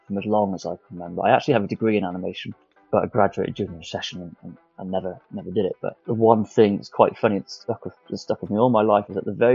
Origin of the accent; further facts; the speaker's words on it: South Wales, United Kingdom; if you can't tell by the accent, I'm from South Wales, so I haven't got a massive accent, but it's a little bit there